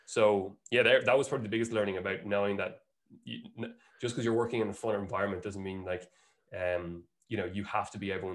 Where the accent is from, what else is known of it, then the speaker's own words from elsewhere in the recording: Bray, County Wicklow, Ireland; also born or lived in Monkstown, Dublin; I grew up in Bray, Wicklow, till I was around 16 and then moved to Monkstown.